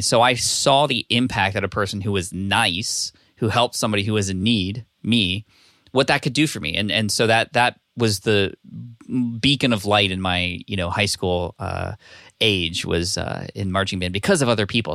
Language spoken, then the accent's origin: English; California, United States; also born or lived in Connecticut / Berkeley; now in San Diego, United States; I spent most of my life in California, but I was born in Connecticut.